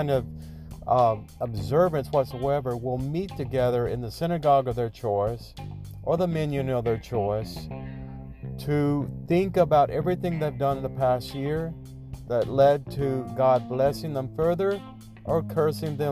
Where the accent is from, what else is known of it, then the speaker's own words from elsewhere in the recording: Deep South, United States; I grew up in the Deep South